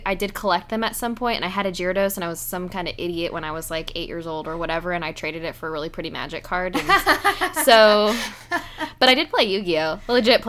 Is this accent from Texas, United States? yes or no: yes; Houston, Texas, United States; I'm seeing my entire hometown underwater